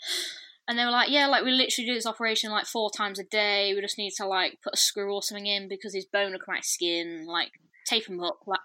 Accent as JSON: {"language": "English", "area": "Lincolnshire", "region": "East Midlands", "country": "United Kingdom", "said": "I'm from Lincolnshire, which most of you probably never heard of."}